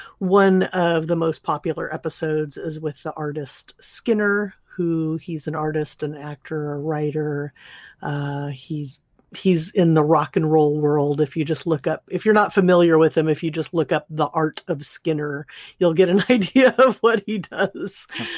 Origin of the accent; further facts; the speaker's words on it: California, United States; so I grew up in Southern California, my dad always had a, as long as I can remember, had a subscription to Rolling Stone